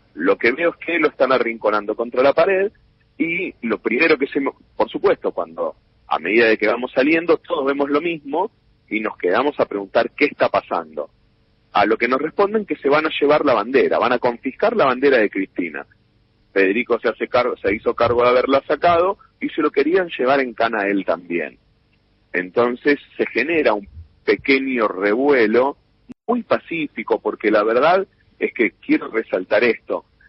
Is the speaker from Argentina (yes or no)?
yes; Buenos Aires, Argentina; Yo voy a la cancha de defensores, me encuentro con mis compañeros del jardín infante, de la primaria, del barrio